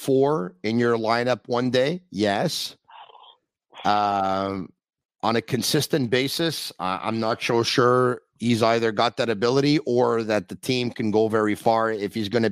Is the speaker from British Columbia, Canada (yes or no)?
no; Montreal, Quebec, Canada; We are a different breed in Villasal